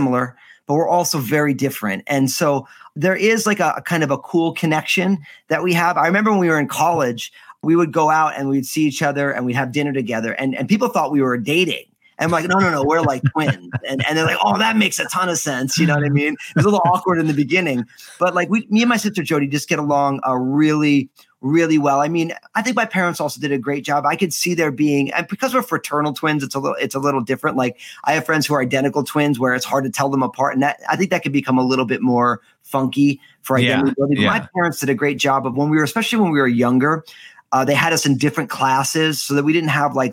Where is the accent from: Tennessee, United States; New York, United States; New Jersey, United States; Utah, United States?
New Jersey, United States; moved away as an adult; I was born and raised in the great state of the People's Republic of New Jersey. So Northeast guy